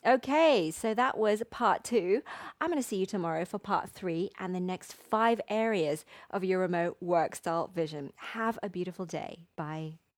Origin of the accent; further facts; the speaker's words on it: Wimbledon, London, United Kingdom; my hometown of Wimbledon